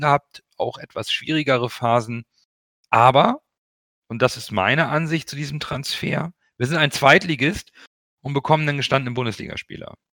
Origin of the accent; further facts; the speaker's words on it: Hamburg, Germany; Ich bin vor 40 Jahren in Hamburg geboren worden, als Kind portugiesischer Einwanderer